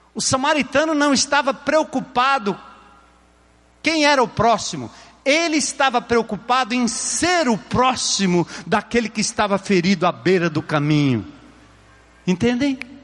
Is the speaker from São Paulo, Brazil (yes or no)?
yes; São Paulo, Brazil; eu nasci ali, no bairro de Tucuruvi, num bairro distante, rua de terra, casinha pequena, simples